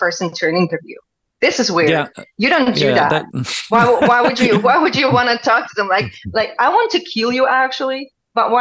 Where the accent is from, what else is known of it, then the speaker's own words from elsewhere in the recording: Donetsk, Donetsk Oblast, Ukraine; also born or lived in Germany; now in Russia; I'm actually from Donetsk, as you know. This is my hometown. I'm a Donetsk girl, but my mom still lives in Donetsk.